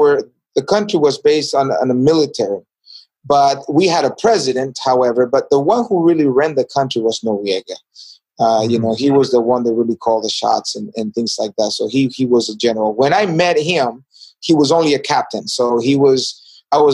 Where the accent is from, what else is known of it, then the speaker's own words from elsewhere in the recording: David, Chiriquí, Panama; also born or lived in San Antonio, Texas; now in United States; I was born in a border town from Costa Rica called Chiriqui, City David, city where I was born.